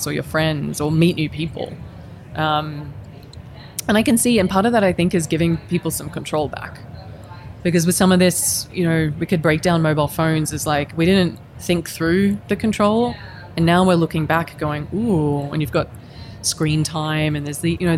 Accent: Queensland, Australia; moved away as an adult; also born or lived in Helsinki, Finland; I'm from Queensland

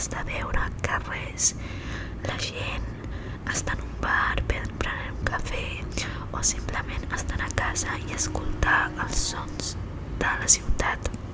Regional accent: Barcelona, Catalonia, Spain; Soc xinesa, però m'he criat aquí, a Barcelona, sempre tota la meva vida.

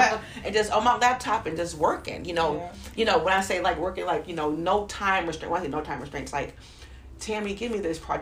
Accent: Toledo, Ohio, United States; moved away; also born or lived in Alabama; I come from Ohio, Toledo, Ohio, 45 minutes from Canada.

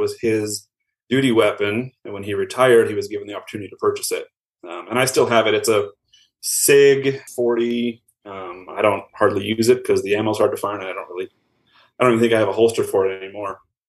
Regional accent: Minneapolis, Minnesota, United States; now in Albuquerque, United States; So as I mentioned, I'm from Minneapolis area originally. Since moving to Albuquerque, my wife and I have had our three kids

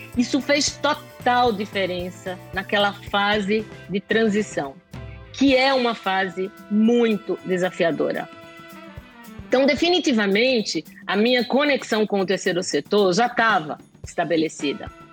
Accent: Recife, Pernambuco, Brazil; moved away; eu nasci aí em Recife, em um berço simples, mas que transbordava amor

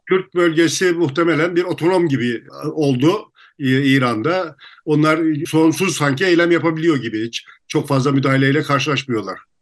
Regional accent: Turkey; Türküz İstanbul

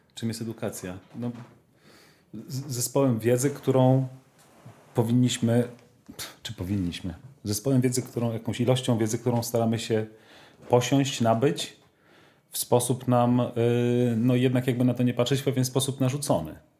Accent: Poland; ja się wychowałem w tym systemie edukacji polskiej

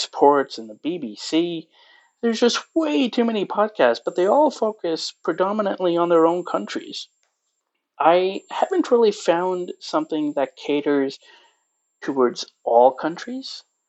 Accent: Pakistan; also born or lived in Greater Toronto Area, Canada; now in Toronto, Canada; I am a Pakistani living in Canada, specifically the GTA.

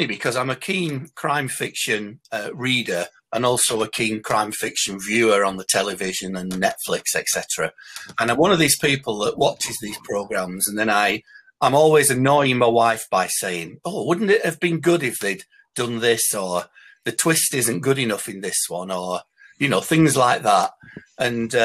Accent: Bolton, North West England, United Kingdom; I'm from Bolton in Lancashire

